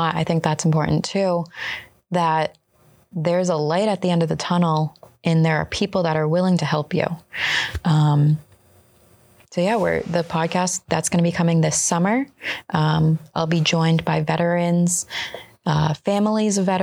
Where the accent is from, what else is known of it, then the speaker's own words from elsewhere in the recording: New England, United States; I grew up in New England